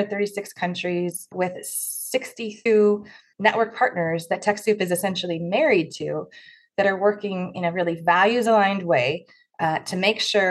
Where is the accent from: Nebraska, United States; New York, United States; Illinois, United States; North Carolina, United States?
Nebraska, United States; Omaha; also born or lived in Senegal; now in Sausalito, United States; I live in Sausalito, California, which is just north of San Francisco, but I grew up in Omaha, Nebraska